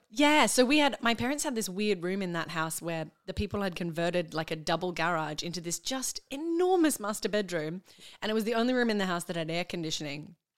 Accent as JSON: {"language": "English", "town": "Brisbane", "region": "Queensland", "country": "Australia", "tie": "born or raised there", "also_born_or_lived": "Perth", "moved": "as an adult", "lives_now": "Melbourne, Australia"}